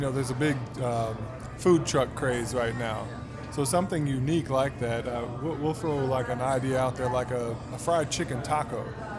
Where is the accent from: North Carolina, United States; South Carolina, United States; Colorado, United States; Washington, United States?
South Carolina, United States; Easley; I grew up in Easley, South Carolina, a small town, but right outside of Greenville, South Carolina.